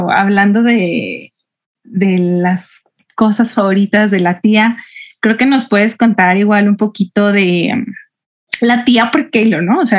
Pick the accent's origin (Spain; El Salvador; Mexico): Mexico; Guadalajara, Jalisco; tengo 23 años, soy mercadóloga, soy de Guadalajara